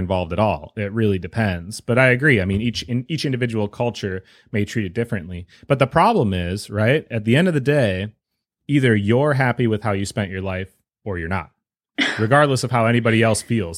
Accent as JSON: {"language": "English", "region": "Wisconsin", "country": "United States", "said": "I'm from Wisconsin"}